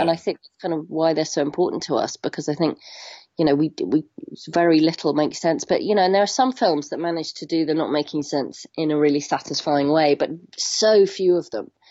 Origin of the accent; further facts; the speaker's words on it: Hong Kong; moved away; I grew up in Hong Kong